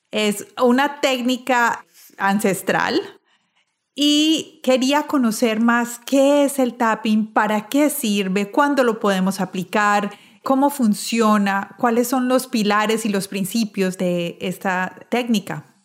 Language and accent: Spanish; Colombia; now in United States; Yo soy de Colombia.